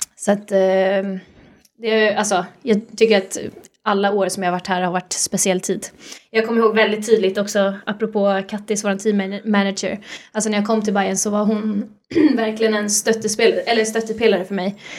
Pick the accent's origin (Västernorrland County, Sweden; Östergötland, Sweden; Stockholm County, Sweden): Stockholm County, Sweden; Sollentuna; jag kommer ju från Sollentuna